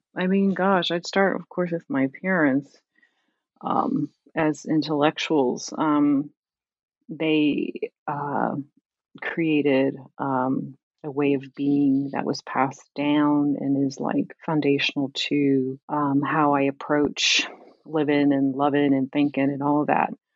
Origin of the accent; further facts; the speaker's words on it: Camden, New Jersey, United States; growing up in Camden